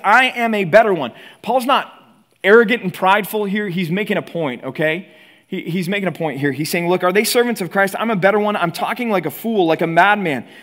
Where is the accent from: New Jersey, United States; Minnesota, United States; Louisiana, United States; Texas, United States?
Texas, United States; moved away as an adult; also born or lived in Philadelphia; now in California, United States; growing up in Texas